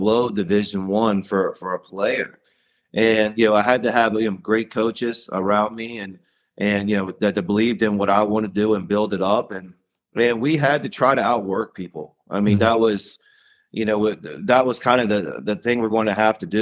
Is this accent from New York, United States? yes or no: no; Virginia, United States; I'm from Virginia. My parents still live in Salem, Virginia.